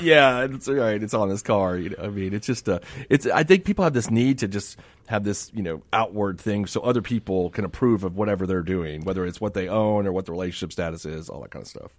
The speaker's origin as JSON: {"language": "English", "region": "South Florida", "country": "United States", "tie": "born or raised there", "said": "I, I grew up in Hispanic communities in, my, in South Florida."}